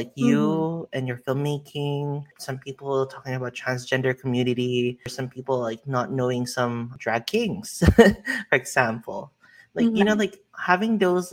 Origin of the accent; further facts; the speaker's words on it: United States; as an American